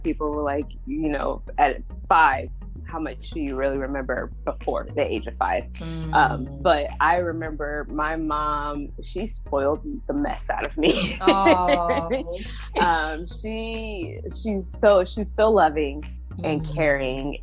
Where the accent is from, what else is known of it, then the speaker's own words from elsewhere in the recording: Columbus, Ohio, United States; moved away as an adult; now in Phoenix, United States; I am originally from Columbus, Ohio, born and raised, and then relocated to Phoenix, Arizona 8 years ago, going on 9